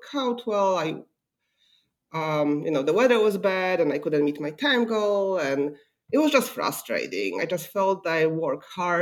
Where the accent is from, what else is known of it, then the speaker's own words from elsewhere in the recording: Poland; English is a second language; also born or lived in California / Washington, D.C.; now in Dayton, United States; I didn't grow up in Ohio. I grew up in Poland, and I came to the U.S. in 1999